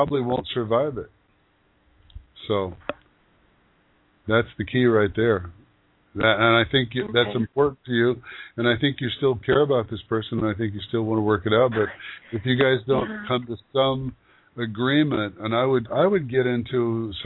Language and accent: English; Yakima Valley, Washington, United States; moved away; I grew up in the Yakima Valley